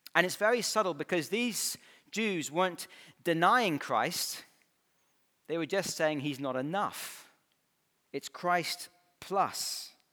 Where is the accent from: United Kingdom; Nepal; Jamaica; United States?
United Kingdom; Scotland; moved away as an adult; growing up in Scotland, I had the wrong accent